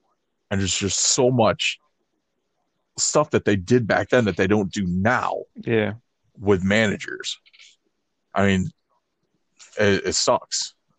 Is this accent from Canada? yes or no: yes; Canada; But you want me to come in and dress like a Mountie because I'm from Canada?